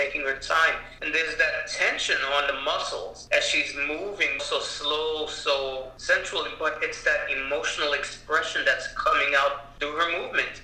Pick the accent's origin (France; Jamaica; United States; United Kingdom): Jamaica; in the Caribbean, well, Jamaica particularly, where I'm from, we put curry on everything